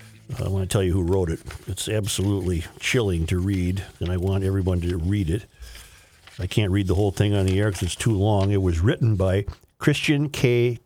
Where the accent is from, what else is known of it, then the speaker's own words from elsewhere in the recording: Caracas, Capital District, Venezuela; English is a second language; Caracas, Venezuela, my home country, has it all.